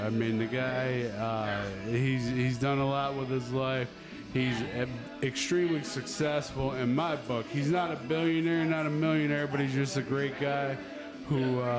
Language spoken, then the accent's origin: English; Syracuse, New York, United States; I'm from Syracuse.